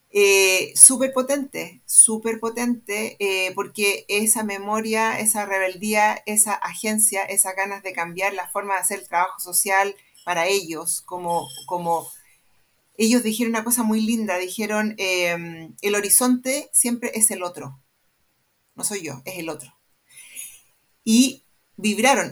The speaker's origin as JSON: {"language": "Spanish", "town": "Santiago", "region": "Santiago Metropolitan", "country": "Chile", "tie": "born or raised there", "said": "estudié en el Manuel de Salas"}